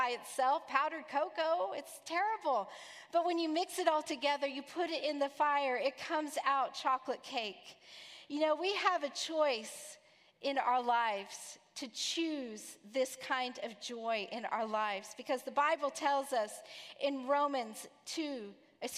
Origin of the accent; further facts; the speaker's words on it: Texas, United States; now in Orlando, United States; I'm from Texas